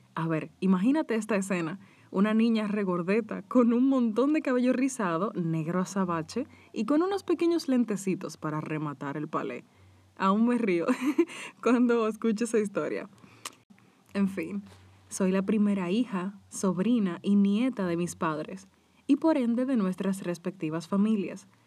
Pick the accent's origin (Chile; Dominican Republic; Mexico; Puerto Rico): Dominican Republic; En mi país, República Dominicana